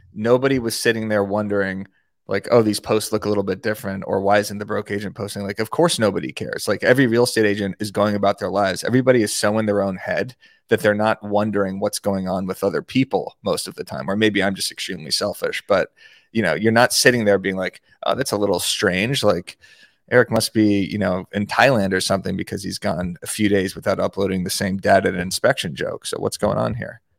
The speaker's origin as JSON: {"language": "English", "town": "Tucson", "region": "Arizona", "country": "United States", "tie": "born or raised there", "said": "in Arizona, in Tucson, my hometown"}